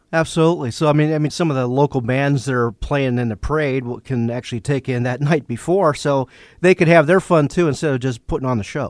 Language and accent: English; Johnstown, Pennsylvania, United States; I'm from Johnstown